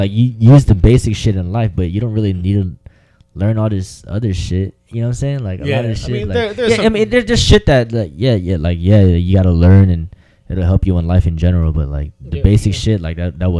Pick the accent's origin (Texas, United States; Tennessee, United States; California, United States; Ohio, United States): California, United States; San Diego; Me and Joe, because we're all from Southeast and shit.